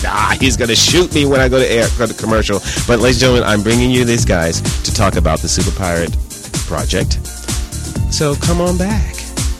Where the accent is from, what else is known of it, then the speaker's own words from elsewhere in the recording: New York, United States; I'm from New York, East Coast.